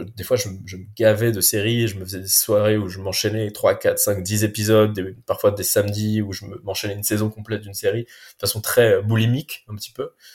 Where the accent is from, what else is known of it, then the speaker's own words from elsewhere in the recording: Paris, Île-de-France, France; moved away as an adult; now in Basque Coast, France; Paris que j'habitais depuis 35 ans, donc c'est pareil, ça avait été toute ma vie, toute mon enfance, ma jeunesse, mon éducation, mes potes, tout, tout était à Paris.